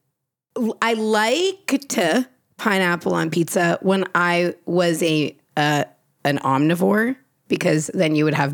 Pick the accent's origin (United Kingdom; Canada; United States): Canada; It's French, okay? It's because I'm Canadian.